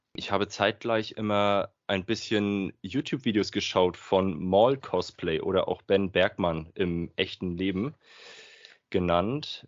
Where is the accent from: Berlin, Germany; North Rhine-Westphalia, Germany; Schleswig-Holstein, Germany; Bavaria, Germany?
Schleswig-Holstein, Germany; Flensburg; ich komme aus Flensburg. Ganz oben aus dem Norden des Nordens.